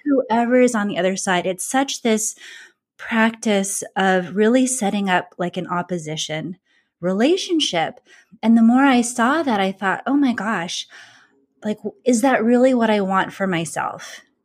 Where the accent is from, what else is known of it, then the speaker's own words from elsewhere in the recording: California, United States; moved away as an adult; also born or lived in Boston, Massachusetts; I grew up in California. I went to college in California, and then I moved to Boston, Massachusetts